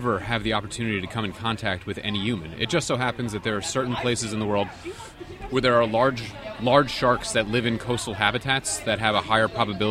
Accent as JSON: {"language": "English", "area": "Long Island", "region": "New York", "country": "United States", "tie": "born or raised there", "said": "I grew up in New York on Long Island and on the south shore of Long Island, always around the beach, always around the water"}